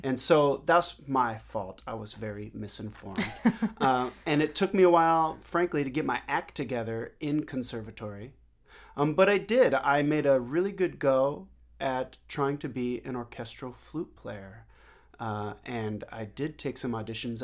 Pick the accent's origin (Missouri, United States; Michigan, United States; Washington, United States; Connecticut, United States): Washington, United States; Seattle; moved away as an adult; now in New York City, United States; I grew up in Seattle